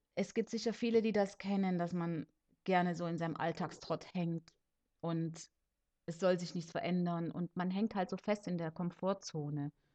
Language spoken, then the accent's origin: German; Leipzig, Saxony, Germany; also born or lived in Cuba; now in Konstanz, Germany; geboren und aufgewachsen bin ich in Leipzig in Sachsen